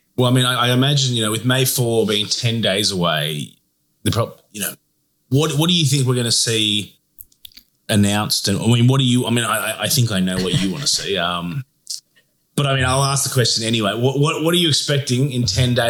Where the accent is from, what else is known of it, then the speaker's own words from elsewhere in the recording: Australia; we're from Australia